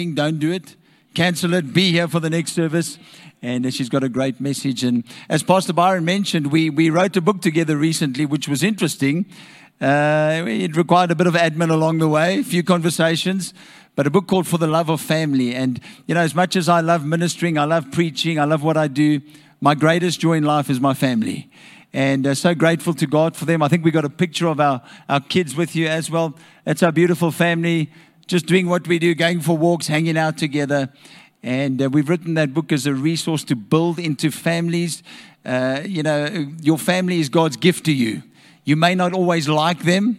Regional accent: Nigel, Gauteng, South Africa; I'm from Nigel

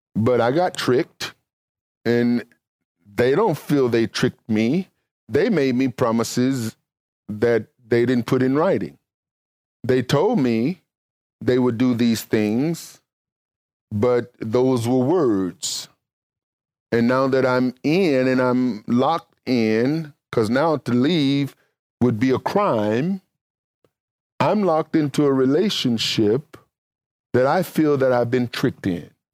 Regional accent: Mississippi, United States; I'm from Mississippi

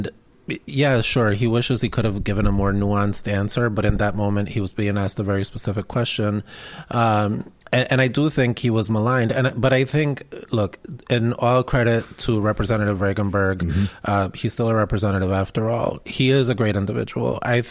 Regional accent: Rhode Island, United States; also born or lived in Medellin, Colombia; I grew up in Rhode Island

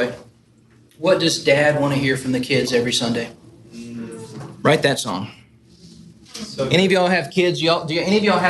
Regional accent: Nashville, Tennessee, United States; moved away as an adult; also born or lived in Buffalo, New York / North Port, Florida; I'm born and raised in Nashville

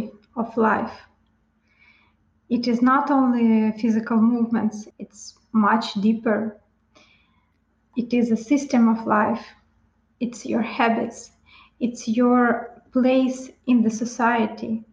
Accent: Ukraine; moved away as an adult; I'm Ukrainian. I was born in Ukraine in average family, father, mother, and younger sister.

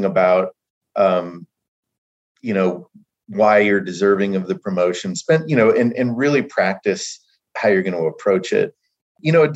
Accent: Brownsburg, Indiana, United States; moved away as an adult; also born or lived in Texas; I'm originally from Indiana, from Brownsburg

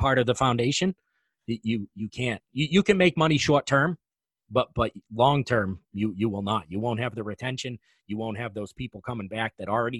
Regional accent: New England, United States; I'm from New England.

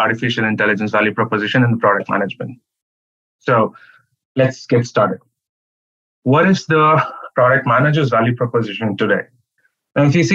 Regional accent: Chennai, Tamil Nadu, India; moved away as an adult; also born or lived in Arizona; I come from India, and the southern part of India, Chennai.

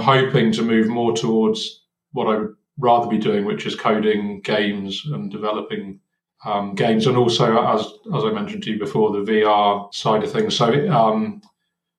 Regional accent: Cornwall, South West England, United Kingdom; moved away as an adult; I grew up in Cornwall in the UK.

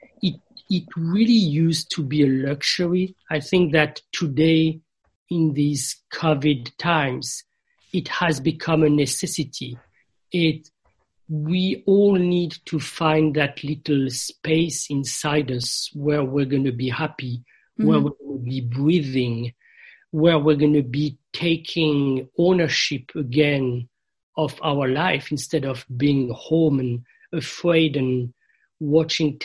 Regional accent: France; moved away; I grew up in France in a Christian environment

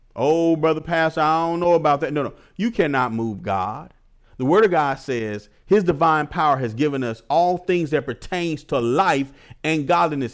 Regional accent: Milwaukee, Wisconsin, United States; moved away; I'm from Milwaukee, Wisconsin. I went back home to visit my family

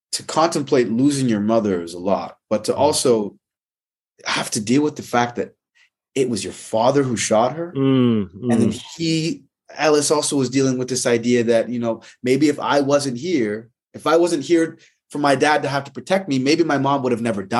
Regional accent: Toronto, Ontario, Canada; moved away as an adult; also born or lived in Winnipeg / New York; now in Los Angeles, United States; I'm a Winnipeg-born, Toronto-raised, New York and LA-based actor

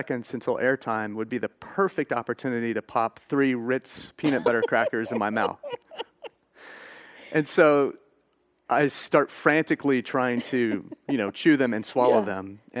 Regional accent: Fort Worth, Texas, United States; I grew up here in Fort Worth, but wasn't saved until I went to college.

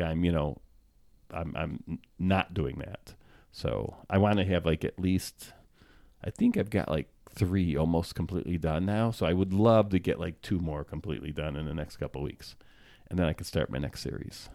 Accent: United States; I happen to be born here, and I'm an American

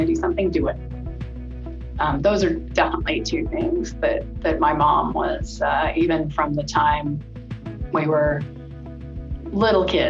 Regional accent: San Juan Island, Washington, United States; I grew up on San Juan Island, which is the county seat

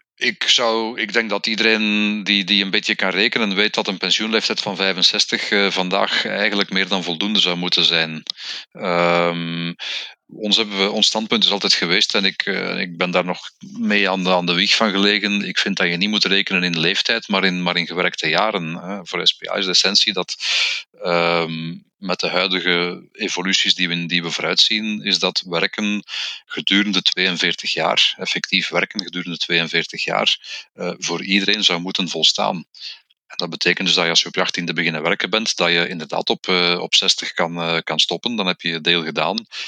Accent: Flemish Brabant, Flanders, Belgium; ik ben een Vlaams-Brabander

